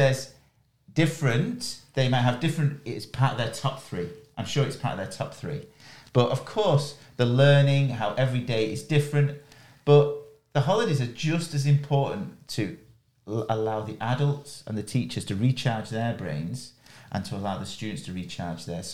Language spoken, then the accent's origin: English; near Manchester, North West England, United Kingdom; I am lucky enough to be born in England, and I am from, my nearest city is Manchester